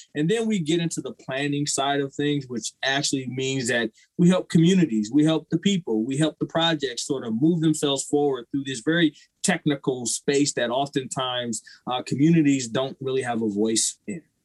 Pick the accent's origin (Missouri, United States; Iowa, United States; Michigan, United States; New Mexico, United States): Iowa, United States; Waterloo; I'm originally from Waterloo, Iowa